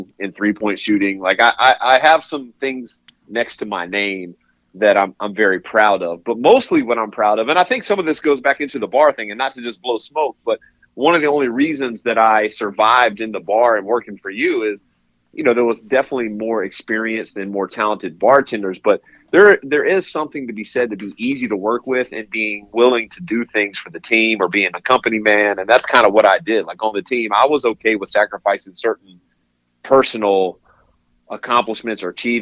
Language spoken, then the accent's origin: English; Raleigh, North Carolina, United States; I was born and raised in Raleigh, North Carolina